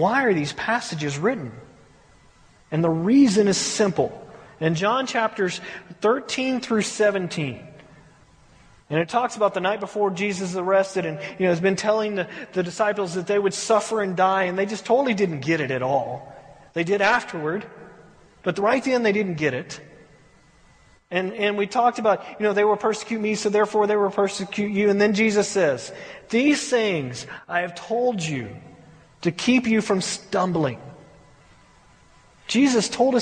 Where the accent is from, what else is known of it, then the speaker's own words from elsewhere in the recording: United States; we as American, you know, American churches